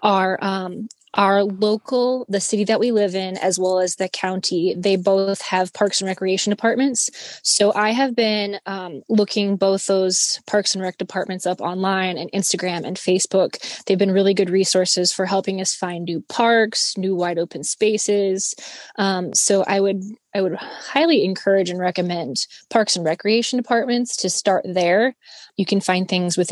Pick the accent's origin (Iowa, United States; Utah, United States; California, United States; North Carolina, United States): Iowa, United States; moved away as an adult; also born or lived in Kansas City; now in Los Angeles, United States; I was born and raised in Iowa.